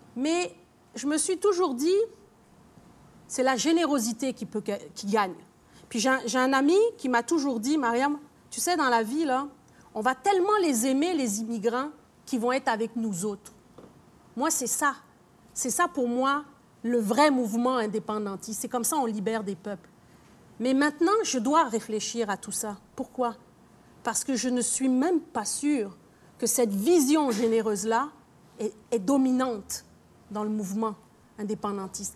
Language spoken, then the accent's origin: French; Quebec, Canada; Je suis québécoise, fière de l'être